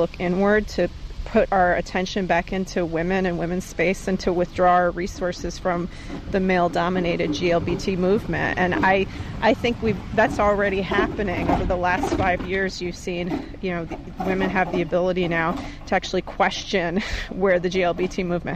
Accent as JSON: {"language": "English", "region": "New York", "country": "United States", "said": "we're from New York"}